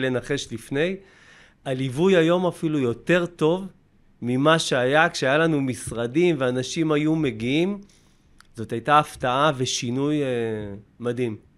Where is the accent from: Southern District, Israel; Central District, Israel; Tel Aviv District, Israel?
Central District, Israel; Kiryat Ono; אני מקריית אונו